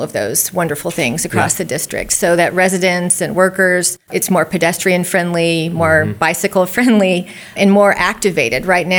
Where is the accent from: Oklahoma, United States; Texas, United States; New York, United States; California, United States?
Oklahoma, United States; I grew up in Oklahoma, as you referenced, and practiced law in Oklahoma.